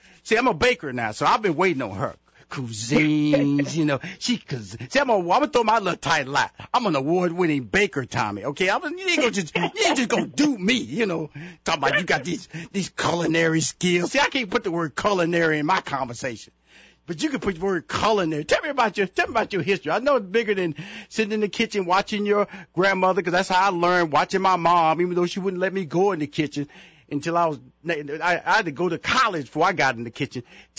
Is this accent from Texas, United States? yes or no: yes; Houston, Texas, United States; I was being honored at in Houston, Texas. That's my hometown.